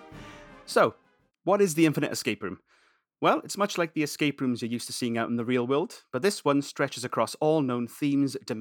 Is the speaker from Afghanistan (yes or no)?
no; United Kingdom; We're British